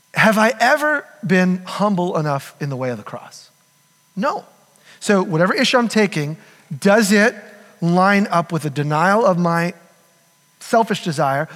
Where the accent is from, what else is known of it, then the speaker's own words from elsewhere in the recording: United States; We're American.